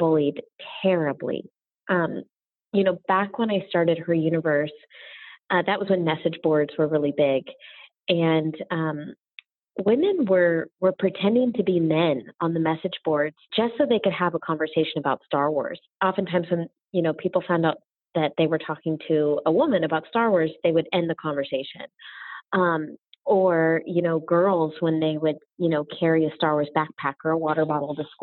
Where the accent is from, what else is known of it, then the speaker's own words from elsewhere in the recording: Orlando, Florida, United States; moved away; also born or lived in Los Angeles; growing up in Orlando, Florida, growing up Disney, moving